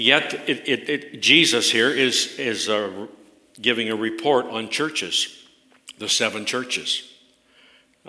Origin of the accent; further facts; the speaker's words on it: Canada; I'm a Canadian through and through